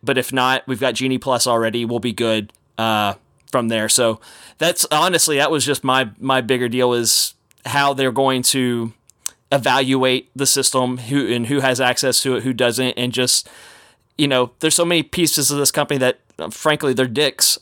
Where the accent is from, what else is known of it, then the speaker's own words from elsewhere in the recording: Texas, United States; growing up in Texas